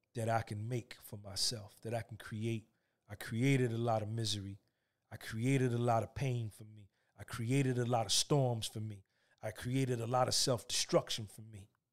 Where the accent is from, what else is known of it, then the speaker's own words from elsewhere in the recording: New Jersey, United States; I grew up in North Jersey with a single mother from the South.